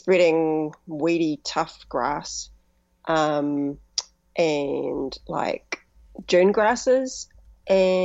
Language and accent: English; Whanganui, Manawatū-Whanganui, New Zealand; moved away; also born or lived in lower North Island; My parents moved from the lower part of the North Island up to a new subdivision in Whanganui